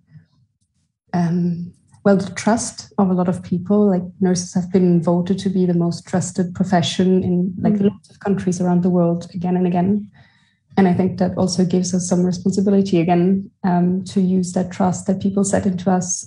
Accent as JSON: {"language": "English", "region": "western Germany", "country": "Germany", "said": "I'm from Western Germany"}